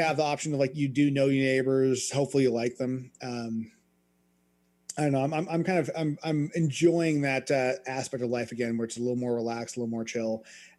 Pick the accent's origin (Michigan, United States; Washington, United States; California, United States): Washington, United States; San Juan Island; Like growing up in Washington State, I mean, we were right by the border. I grew up on an island. Like you could see Victoria from, the beach kind of thing.